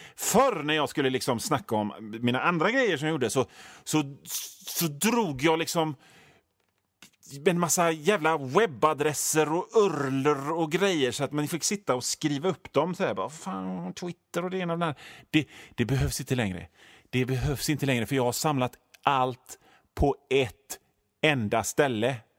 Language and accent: Swedish; Hönö, Västra Götaland, Sweden; moved away; also born or lived in Gothenburg; det är där jag är född och uppväxt. Alltså inte på Öckerö utan på Hönö, men Hönö hör till Öckerö